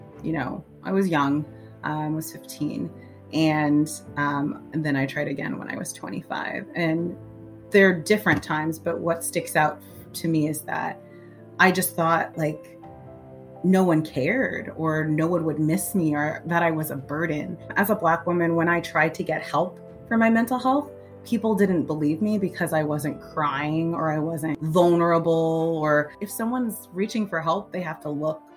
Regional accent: New York City, New York, United States; now in Oakland, United States; I'm originally from Brooklyn, New York

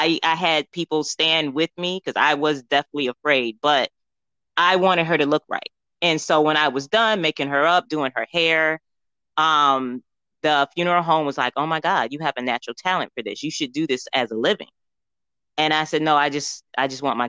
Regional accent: New York, United States; moved away as an adult; now in Atlanta, United States; I am a New Yorker to the fullest

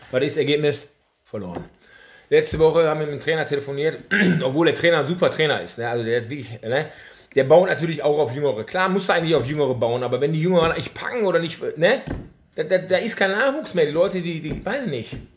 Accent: Essen, North Rhine-Westphalia, Germany; geboren in Essen, Essener durch und durch

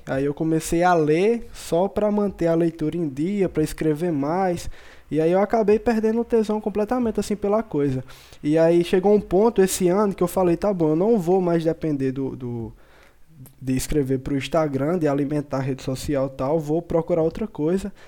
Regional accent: interior of Paraíba, Brazil; eu sou do interior da Paraíba

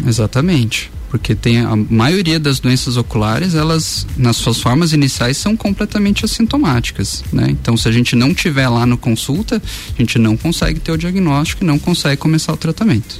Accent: Curitiba, Paraná, Brazil; moved away as an adult; now in Lages, Brazil; eu sou lá de Curitiba

